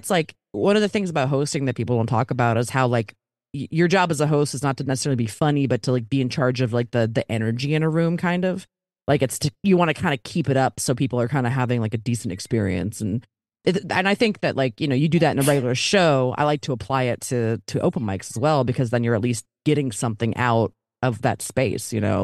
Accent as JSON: {"language": "English", "town": "Baltimore", "region": "Maryland", "country": "United States", "also_born_or_lived": "Philadelphia", "moved": "as an adult", "lives_now": "Los Angeles, United States", "said": "I'm from Baltimore originally, went to college in Philly, but then I moved out to L"}